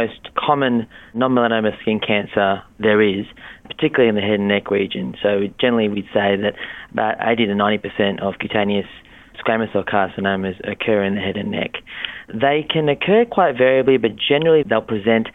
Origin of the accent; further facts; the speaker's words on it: Australia; I'm from Australia